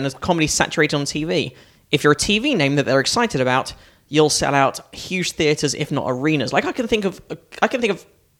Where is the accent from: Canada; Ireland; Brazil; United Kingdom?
United Kingdom; Northwood, London; moved away; also born or lived in Hampstead / Crouch End; I grew up in a town called Northwood, which is kind of near